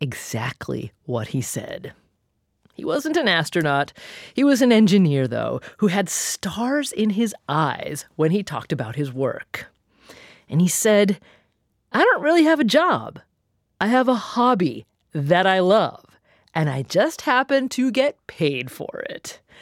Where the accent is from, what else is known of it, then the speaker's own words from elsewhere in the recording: Corvallis, Oregon, United States; My hometown of Corvallis, Oregon